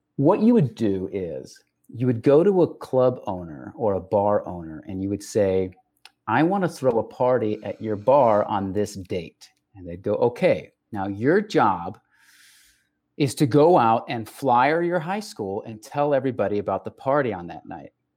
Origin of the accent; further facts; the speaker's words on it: El Paso, Texas, United States; I was raised in El Paso, Texas, which is on the border with Mexico